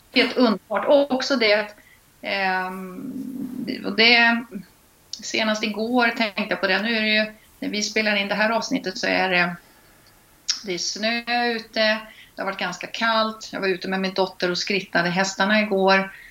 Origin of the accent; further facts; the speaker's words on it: Linköping, Östergötland, Sweden; accent: östgötska; now in Stockholm, Sweden; jag är uppvuxen på gård utanför Linköping